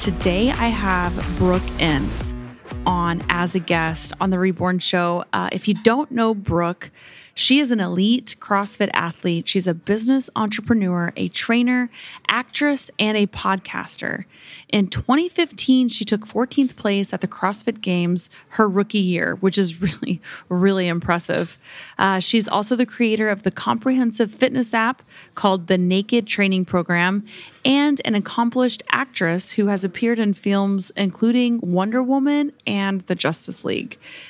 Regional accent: Oklahoma, United States; So I grew up in Oklahoma and my mom's actually flying out here.

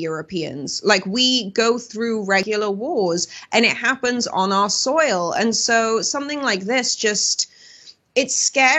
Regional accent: United Kingdom

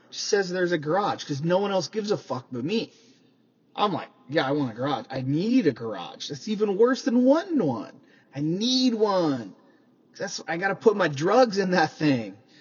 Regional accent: Midwest, United States; now in California, United States; I grew up in the Midwest

